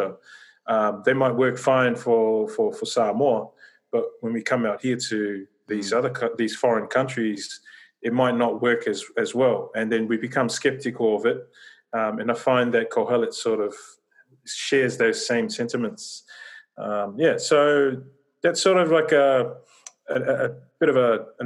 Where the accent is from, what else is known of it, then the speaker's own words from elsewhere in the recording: Australia; I was born and raised here in Australia